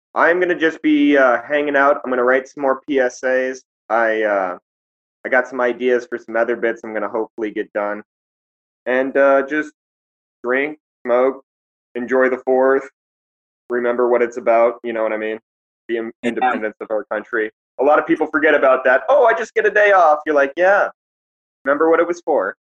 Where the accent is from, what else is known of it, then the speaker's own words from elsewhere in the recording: Lincoln, Montana, United States; moved away; also born or lived in Pompano Beach, Florida; I grew up in Lincoln, uh, which is a tiny ass town that nobody's ever heard of or seen on a map.